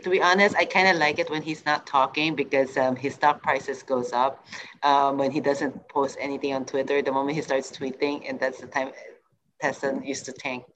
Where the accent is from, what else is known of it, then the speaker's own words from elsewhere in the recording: Singapore; moved away as an adult; also born or lived in United States; I'm coming from Asia, I'm coming from Singapore